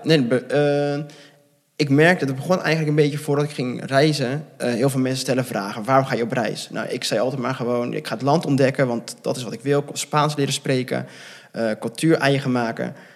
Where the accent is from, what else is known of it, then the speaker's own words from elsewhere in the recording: near Gouda, South Holland, Netherlands; also born or lived in Bogotá, Colombia; opgegroeid in de buurt van Gouda.